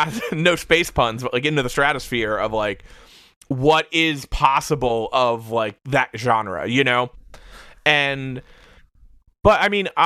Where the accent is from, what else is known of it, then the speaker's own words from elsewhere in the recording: Hamilton, New Jersey, United States; I grew up in New Jersey.